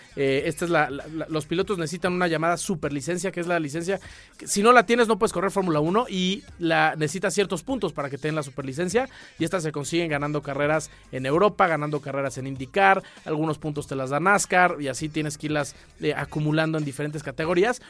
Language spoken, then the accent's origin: Spanish; Mexico; todos como mexicanos